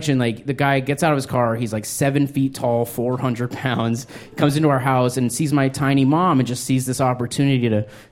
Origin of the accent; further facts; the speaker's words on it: Albuquerque, New Mexico, United States; I grew up in New Mexico. I was born in Albuquerque.